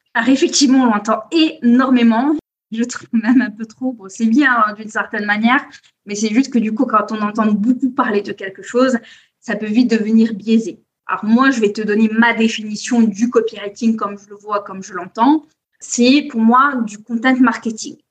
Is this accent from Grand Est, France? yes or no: no; Corsica, France; now in Biarritz, France; je suis née, j'ai grandi en Corse